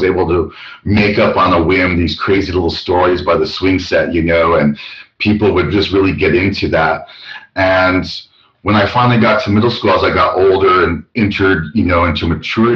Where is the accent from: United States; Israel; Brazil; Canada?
United States; Albuquerque, New Mexico; but I'm from Albuquerque, New Mexico. The time I was raised in Albuquerque between the 80s and 90s